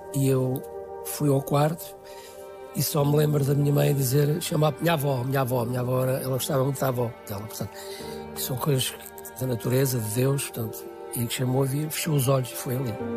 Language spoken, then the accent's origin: Portuguese; Guarda, Centro, Portugal; moved away as an adult; also born or lived in France; eu sou da Guarda